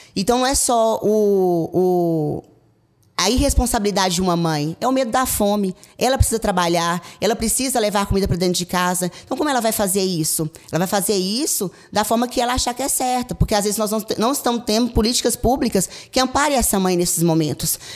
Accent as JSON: {"language": "Portuguese", "town": "Caldas Novas", "region": "Goiás", "country": "Brazil", "said": "eu sou de Caldas Novas."}